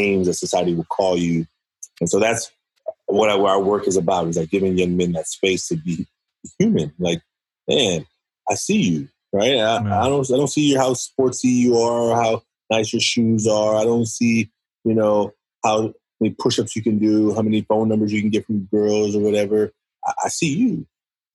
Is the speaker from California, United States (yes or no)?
yes; Oakland, California, United States; I'm from Oakland, California. I was raised by a single mother. I went through a lot of struggles growing up in Oakland